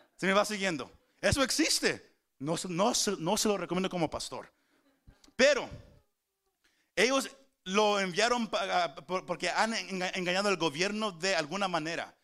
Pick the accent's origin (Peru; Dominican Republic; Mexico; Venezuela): Mexico; Somos mexicanos